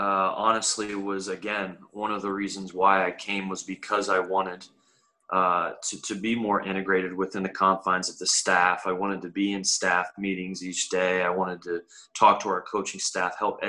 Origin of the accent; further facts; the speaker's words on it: Huntingdon, Pennsylvania, United States; moved away; I'm originally from Huntington, Pennsylvania, small rural town, about 35 minutes away from State College